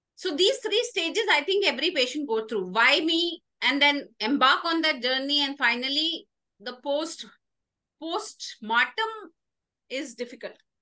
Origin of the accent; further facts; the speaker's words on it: Indore, Madhya Pradesh, India; moved away as an adult; also born or lived in Delhi; now in Bangalore, India; I was born in Delhi at my granny's place, uh, being a native of Delhi, a core Delhiite at heart. Uh, now turned little bit of Bangalorean, but yes, Delhi flows in the DNA. Uh, followed by my schooling in Indore, Madhya Pradesh. Till 12th standard, I was in Indore, Madhya Pradesh.